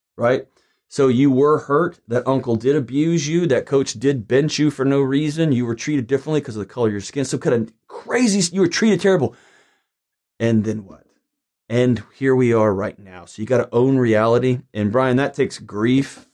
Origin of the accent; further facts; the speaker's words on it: Houston, Texas, United States; also born or lived in Lubbock, Texas; I'm a Texan who grew up in Houston